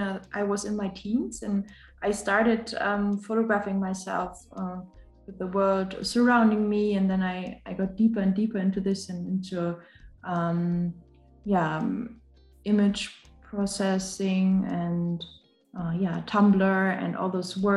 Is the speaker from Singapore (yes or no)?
no; Germany; I'm from Germany